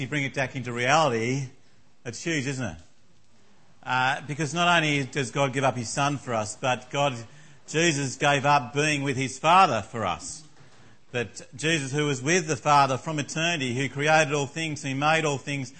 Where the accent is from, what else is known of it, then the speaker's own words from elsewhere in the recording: Tasmania, Australia; I grew up in Tasmania